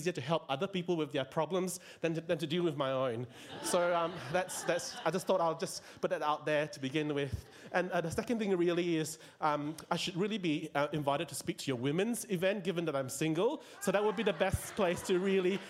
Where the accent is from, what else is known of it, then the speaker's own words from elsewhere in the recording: George Town, Penang, Malaysia; moved away as an adult; also born or lived in Tasmania, Australia; now in Melbourne, Australia; I'm originally from Malaysia. I was born in Penang